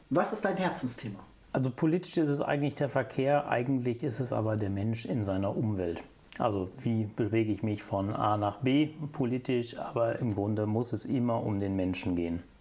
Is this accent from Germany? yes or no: yes; Lower Saxony, Germany; ich bin eine Zeit lang in der Nähe von Hannover groß geworden oder habe in der Nähe von Hannover gelebt